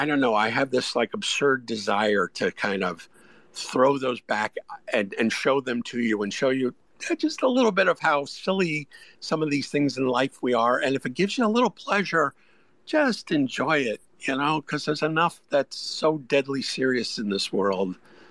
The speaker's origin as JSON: {"language": "English", "region": "New Jersey", "country": "United States", "tie": "born or raised there", "moved": "yes", "lives_now": "Atlanta, United States", "said": "I live in Atlanta, and your bagel options in Atlanta are definitely not what they are where I grew up in New Jersey"}